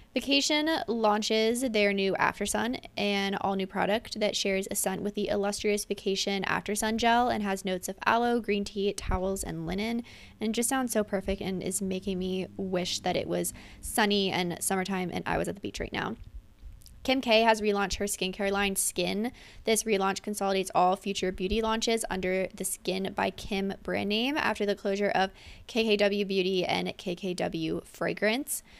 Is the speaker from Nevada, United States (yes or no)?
no; Pennsylvania, United States; my hometown in Pennsylvania